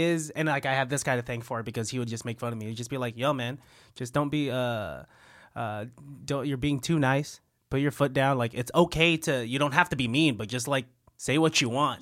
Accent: San Francisco, California, United States; I was born in San Francisco

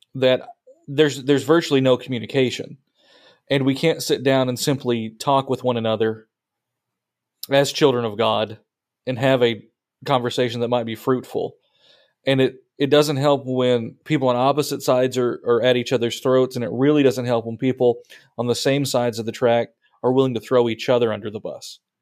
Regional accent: United States; it's really hard for us to fathom something like that as American Christians

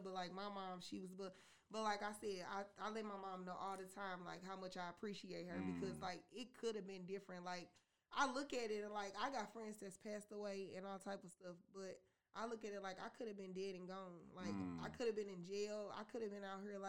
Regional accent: St. Louis, Missouri, United States; growing up in St. Louis, I had a pretty good life

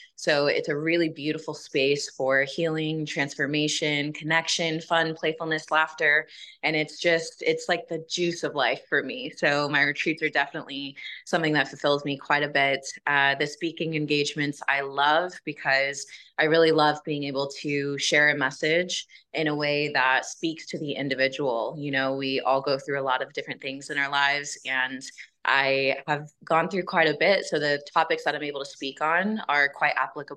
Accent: Houston, Texas, United States; I grew up in Houston, Texas

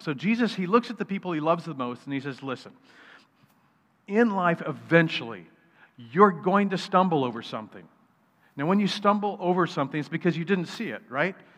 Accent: United States

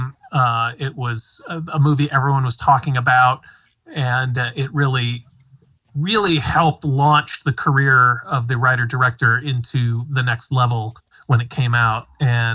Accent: Midwest, United States; I'm a Midwestern

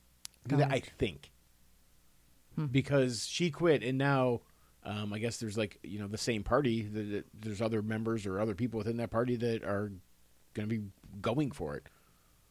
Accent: United States

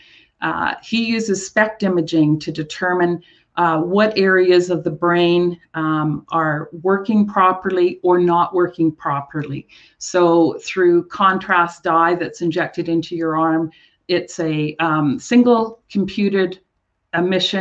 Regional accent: Rossland and Trail, British Columbia, Canada; my wellness center in my hometown of Rawson and Trail, British Columbia

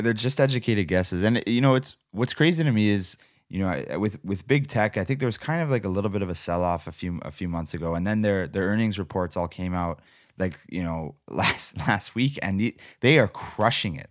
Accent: Canada; I love being a Canadian. I love this country.

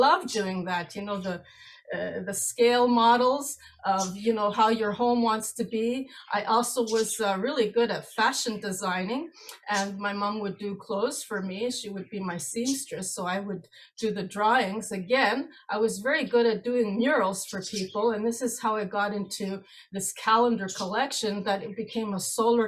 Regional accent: Canada; also born or lived in Greece; Well, I was born in Greece on July 7th, 1969. And immigrated to Canada in March 1975 as an only child with overprotective parents and many brother and sister paired off cousins.

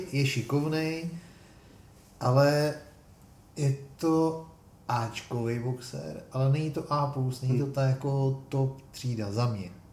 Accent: Czechia; jsme Češi

